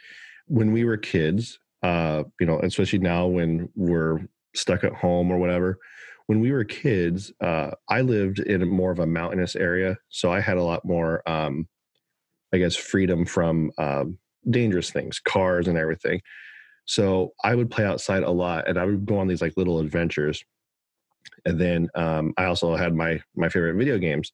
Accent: Oklahoma, United States; moved away; as a young kid, I grew up in Oklahoma

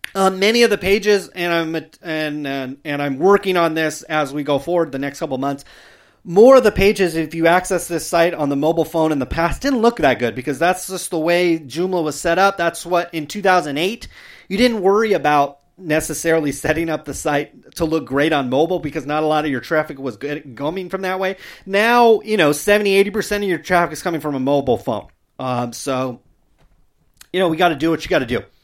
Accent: Stockton, California, United States; my hometown, I've seen mentions Stockton itself

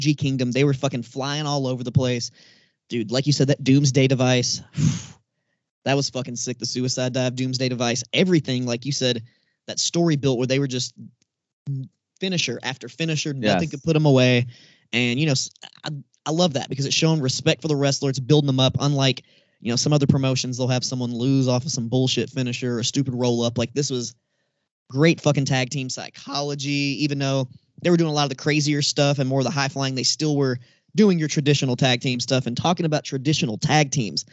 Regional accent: Tennessee, United States; I'm from Tennessee

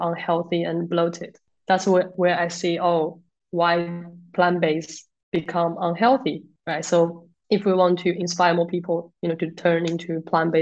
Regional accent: China; moved away as an adult; also born or lived in Germany; now in United Kingdom; So, I come from China. And studied in Germany and come to the UK in 2018.

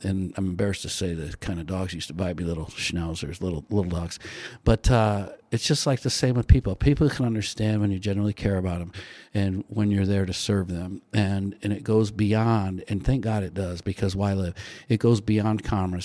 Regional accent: South Bend, Indiana, United States; I grew up in South Bend, went to the University of Notre Dame

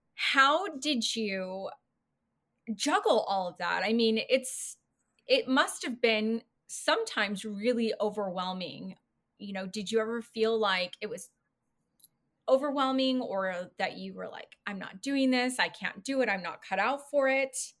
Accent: California, United States; I grew up in California

